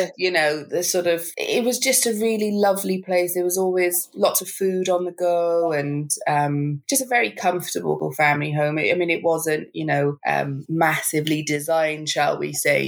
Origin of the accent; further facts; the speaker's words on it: Wales, United Kingdom; moved away as an adult; now in London, United Kingdom; I moved to London because I used to live in Wales, and so I grew up in Wales